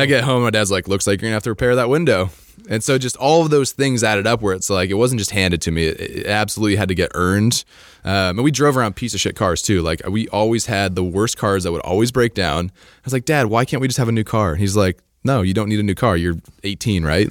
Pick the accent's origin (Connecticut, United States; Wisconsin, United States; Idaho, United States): Idaho, United States; I grew up in Idaho